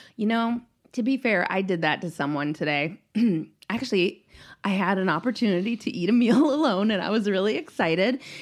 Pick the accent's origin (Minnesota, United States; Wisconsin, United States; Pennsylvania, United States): Minnesota, United States; I'm too Minnesotan